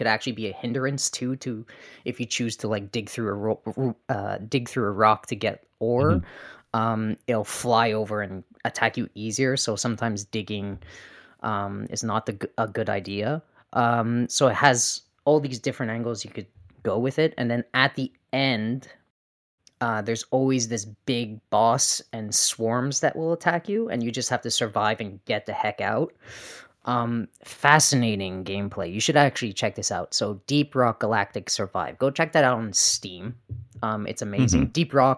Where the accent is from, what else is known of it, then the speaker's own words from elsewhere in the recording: Canada; At least I'm honest. I'm also a Canadian.